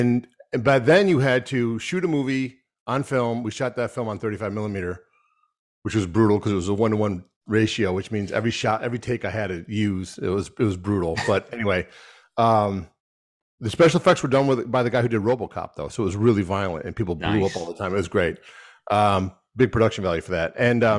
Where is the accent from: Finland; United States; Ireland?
United States; Rochester, New York; I'm from Rochester, New York, which is a small town in upstate New York, right on the Canadian border, right on Lake Ontario.